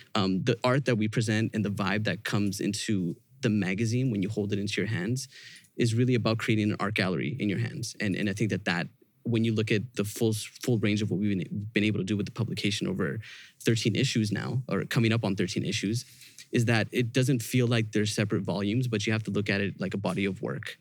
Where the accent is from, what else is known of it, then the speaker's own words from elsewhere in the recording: Vancouver, British Columbia, Canada; we're from Vancouver